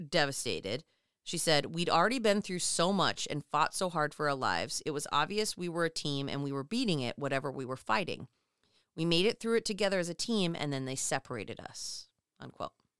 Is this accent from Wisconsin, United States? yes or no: no; Minnesota, United States; as a Minnesotan